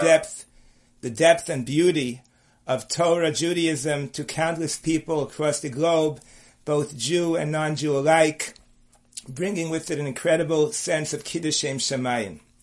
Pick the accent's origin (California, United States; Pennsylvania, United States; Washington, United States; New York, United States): New York, United States; New York City; I was born and raised on the Lower East Side.